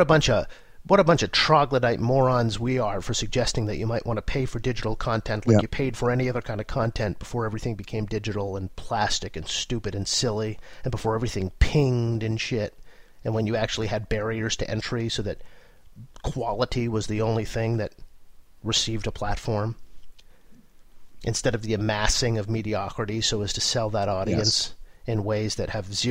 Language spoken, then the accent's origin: English; Wigan, North West England, United Kingdom; I grew up around Wigan, and though much beans on toast is consumed